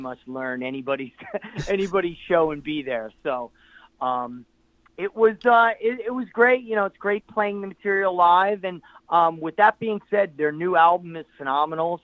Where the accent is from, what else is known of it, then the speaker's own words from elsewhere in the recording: New Jersey, United States; my hometown area in New Jersey